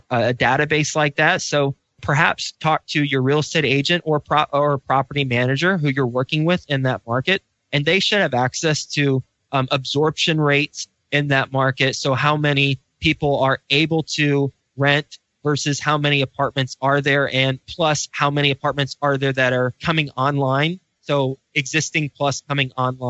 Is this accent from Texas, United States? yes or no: yes; Fort Worth, Texas, United States; moved away as an adult; also born or lived in Lubbock, Texas / New York City; I grew up in Fort Worth, Texas. I'm from Dallas-Fort Worth area